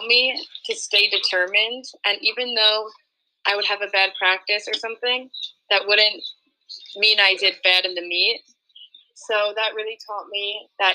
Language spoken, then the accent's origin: English; Port Washington, New York, United States; I'm from Port Washington, New York